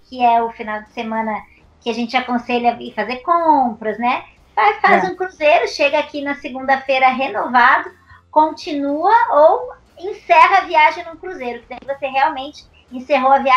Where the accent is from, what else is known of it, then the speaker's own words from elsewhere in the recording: Balneário Camboriú, Santa Catarina, Brazil; É, eu também sou de Balneário Camboriú.